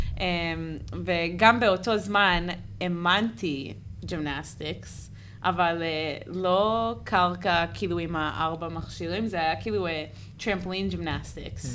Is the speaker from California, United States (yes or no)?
yes; Santa Cruz, California, United States; Hebrew is a second language; moved away as an adult; now in Israel; לא גדלתי פה אז